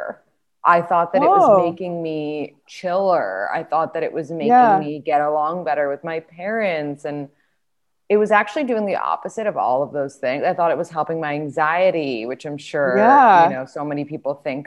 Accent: New York City, New York, United States; I grew up in New York City and like everything was so fast paced

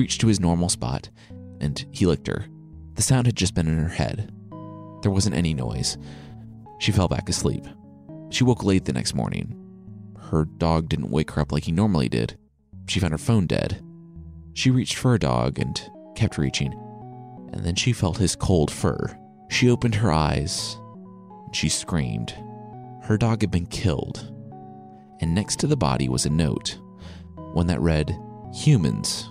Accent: Midwest, United States; growing up in the Midwest

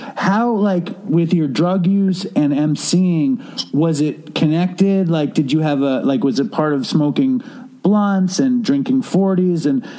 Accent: New York, United States; I grew up in Chelsea, and it was before Chelsea was very gay. It was like Chelsea was kind of very, you know, I grew up across the street from hardcore projects. I grew up in the middle class Jewish projects.

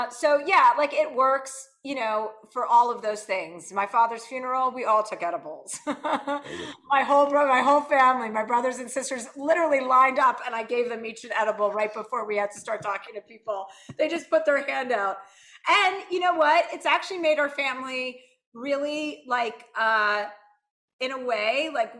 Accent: New Jersey, United States; now in Los Angeles, United States; I'm from New Jersey

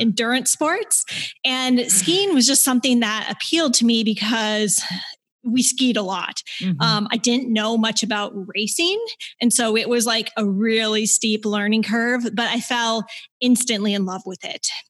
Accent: Minnesota, United States; moved away as an adult; also born or lived in Michigan / Bozeman, Montana; Growing up in Minnesota

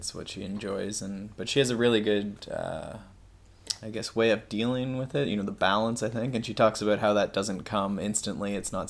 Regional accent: Ontario, Canada; I'm a kinesiologist from Ontario, Canada, and I suppose I am with Molly, so I am also in Belgium.

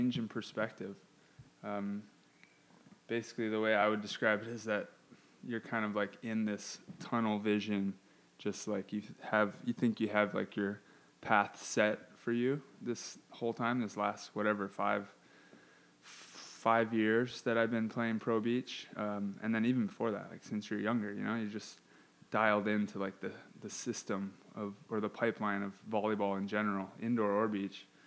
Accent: Hawaii, United States; moved away; I'm originally from Hawaii.

